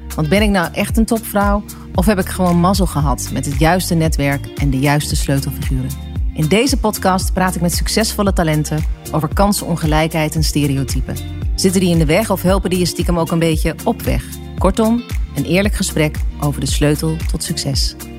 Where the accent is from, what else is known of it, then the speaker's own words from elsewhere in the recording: Overijssel, Netherlands; ik kom uit Overijssel. Ja. Eh, eh, ik ben op het platteland opgegroeid.